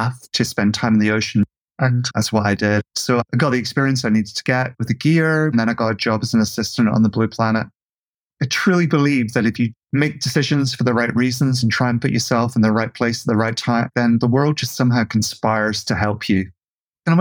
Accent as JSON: {"language": "English", "region": "Scotland", "country": "United Kingdom", "tie": "born or raised there", "said": "Lots of the men that I grew up with in Scotland were divers."}